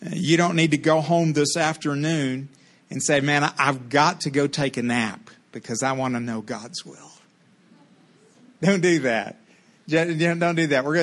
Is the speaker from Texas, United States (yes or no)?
yes; Texas, United States; She came from Tennessee. I came from Texas, whom Tennessee helped.